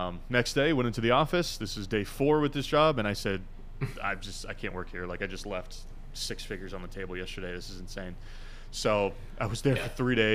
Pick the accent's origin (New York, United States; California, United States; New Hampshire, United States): New Hampshire, United States; Chester; moved away as an adult; also born or lived in Boston; I grew up in southern New Hampshire, a very small town called Chester